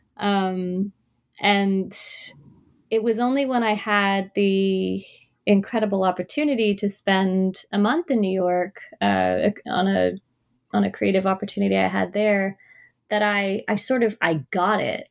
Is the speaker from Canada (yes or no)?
yes; Toronto, Ontario, Canada; I was born and raised in Toronto